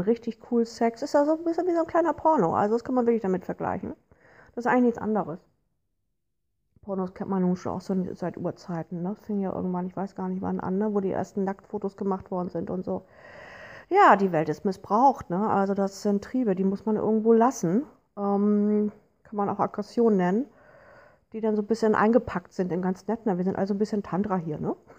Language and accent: German; Hamburg, Germany; Ich komme nun hier aus Hamburg